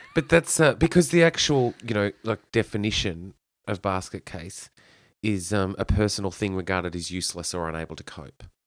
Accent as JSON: {"language": "English", "town": "Kyneton", "region": "Victoria", "country": "Australia", "tie": "born or raised there", "said": "I grew up in Kyneton"}